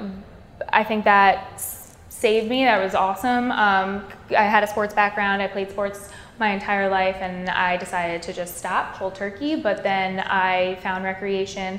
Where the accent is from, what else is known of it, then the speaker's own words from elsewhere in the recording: Toms River, New Jersey, United States; I grew up in Toms River, New Jersey, born and raised.